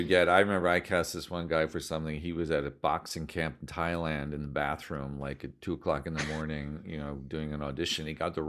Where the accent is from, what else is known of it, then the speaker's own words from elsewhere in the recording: United States; for me as an American